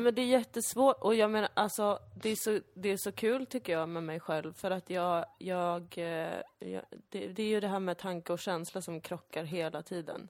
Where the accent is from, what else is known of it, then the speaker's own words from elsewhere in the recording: Sweden; växa upp bland i princip bara svenskar